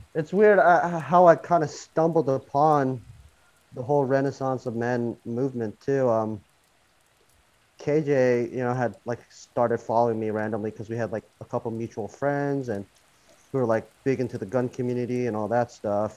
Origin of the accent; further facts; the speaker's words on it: United States; also born or lived in Korea; I moved to the States when I was a baby